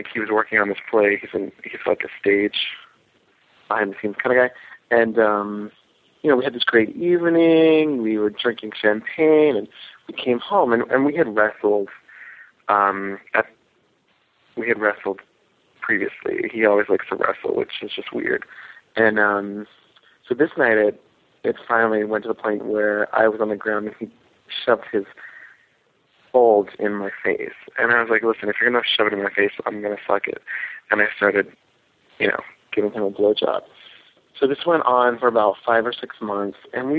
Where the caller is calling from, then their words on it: New York City, New York, United States; I'm calling from New York City. I am almost 30